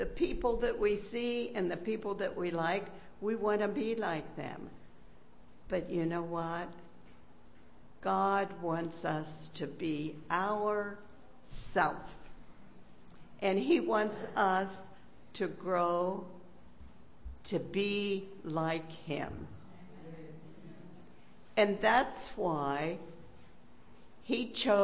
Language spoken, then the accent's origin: English; Pennsylvania, United States; Growing up in the hills of Pennsylvania